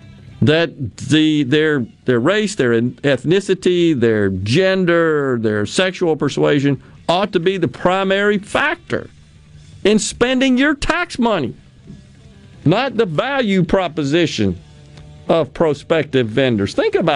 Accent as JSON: {"language": "English", "region": "Okinawa", "country": "Japan", "tie": "born or raised there", "said": "When I was growing up in Okinawa, we had typhoons spun the opposite way from a hurricane."}